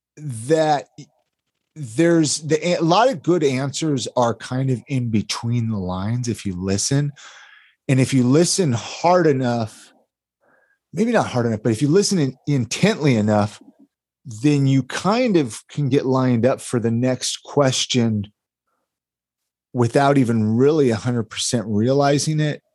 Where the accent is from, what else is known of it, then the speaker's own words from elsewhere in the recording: Ventura, California, United States; I grew up in Ventura, California